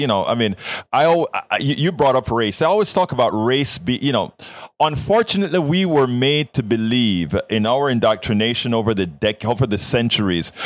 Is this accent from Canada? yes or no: no; Panama; now in United States; I'm from Central America, Panama